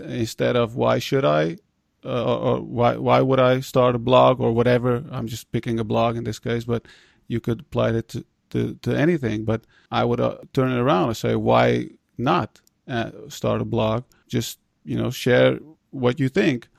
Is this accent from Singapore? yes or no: no; Netherlands; being immigrants, um, growing up in the Netherlands